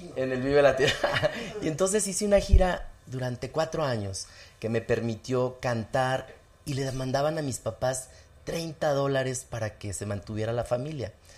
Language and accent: Spanish; Zacatecas, Mexico; also born or lived in Mexico City; en mi pueblo había un solo teléfono público